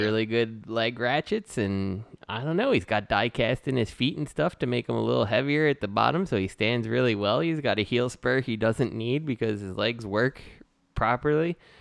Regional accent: Philadelphia, Pennsylvania, United States; I'm Philadelphia

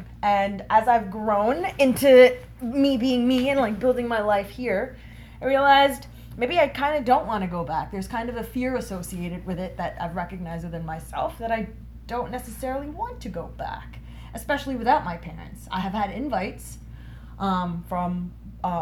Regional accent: Canada; also born or lived in Germany; I'm from Canada, but if you're asking about where I'm born, I was born in Germany

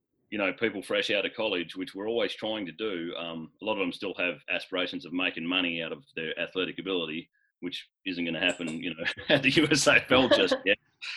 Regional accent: Bruce Rock, Western Australia, Australia; now in Denver, United States; So I grew up in Bruce Rock, Western Australia

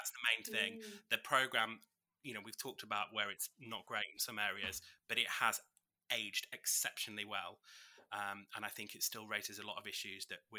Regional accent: just outside of York, Yorkshire and the Humber, United Kingdom; moved away as an adult; also born or lived in Birmingham; now in Warwickshire, United Kingdom; I grew up just outside of York in North Yorkshire, and then I moved to Birmingham

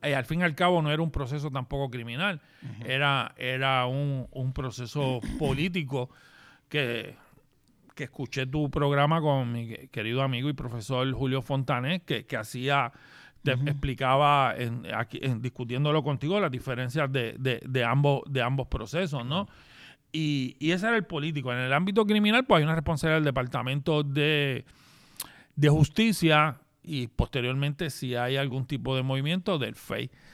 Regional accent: Gurabo, Puerto Rico; mi pueblo de Gurao

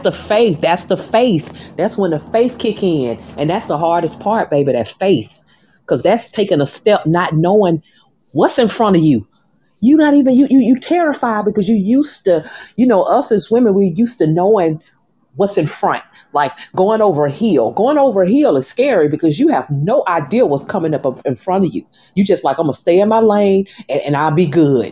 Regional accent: Birmingham, Alabama, United States; also born or lived in Atlanta, Georgia; now in Miami, United States; people from my hometown, Birmingham, Alabama

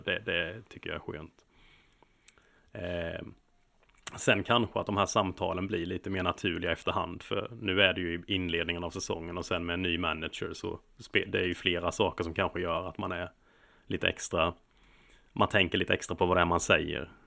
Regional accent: Småland, Sweden; now in London, United Kingdom; som smålänning

